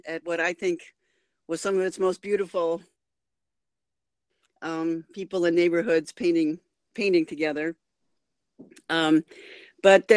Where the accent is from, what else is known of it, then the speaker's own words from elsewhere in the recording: Ames, Iowa, United States; moved away as an adult; also born or lived in New York; my hometown here in Ames, which is which is just 30 miles north of Des Moines, Iowa